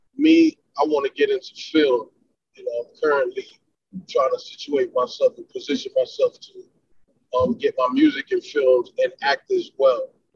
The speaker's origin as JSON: {"language": "English", "town": "Miami", "region": "Florida", "country": "United States", "tie": "born or raised there", "also_born_or_lived": "Brooklyn, New York", "accent": "up north", "said": "being a kid from Brooklyn, growing up in Miami, there was always some um, diversity. You know, I dressed different, I talked different."}